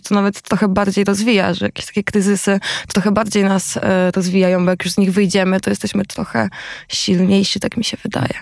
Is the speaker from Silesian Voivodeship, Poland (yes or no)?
no; Koszalin, West Pomeranian Voivodeship, Poland; ja z Koszalina